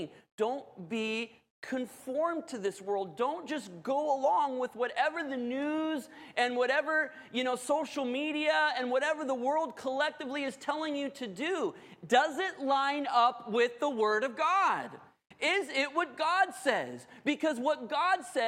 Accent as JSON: {"language": "English", "region": "Southern California", "country": "United States", "tie": "born or raised there", "said": "I grew up in Southern California"}